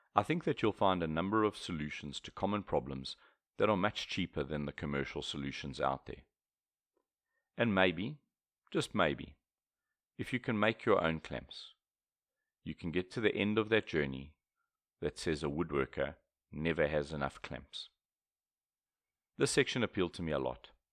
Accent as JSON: {"language": "English", "country": "South Africa", "said": "I'm a South African, so British English is much closer to my mother tongue than U S English."}